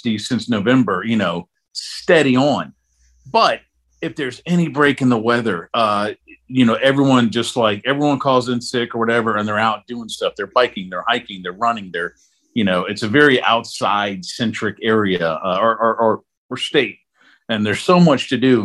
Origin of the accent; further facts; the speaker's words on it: Northern Virginia, United States; now in Georgia, United States; I'll say Virginia because that's where I was, you know, born and raised